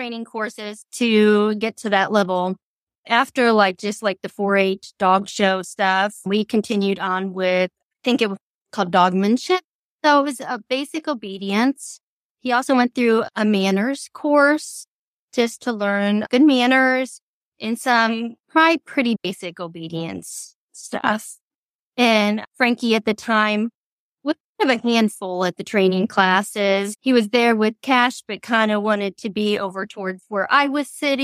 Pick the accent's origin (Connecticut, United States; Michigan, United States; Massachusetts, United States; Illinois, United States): Illinois, United States; Central; I am from Central Illinois